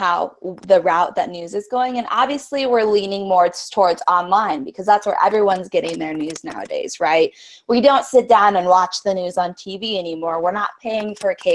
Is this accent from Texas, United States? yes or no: no; Spokane, Washington, United States; I'm actually from Spokane, Washington, which is a little eastern town.